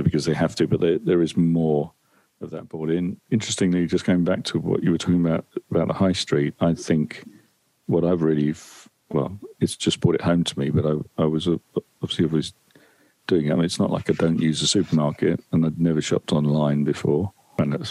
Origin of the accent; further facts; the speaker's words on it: Essex, East of England, United Kingdom; my local town where I grew up in Essex